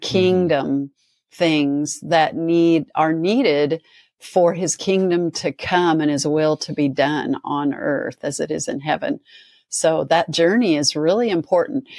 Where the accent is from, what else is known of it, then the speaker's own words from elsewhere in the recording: Nebraska, United States; moved away; when I grew up in Nebraska